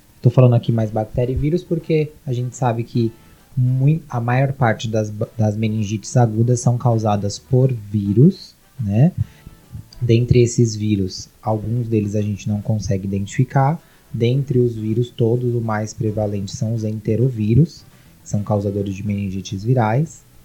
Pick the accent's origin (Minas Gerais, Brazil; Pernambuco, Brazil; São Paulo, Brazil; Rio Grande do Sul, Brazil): São Paulo, Brazil; sou daqui de São Paulo mesmo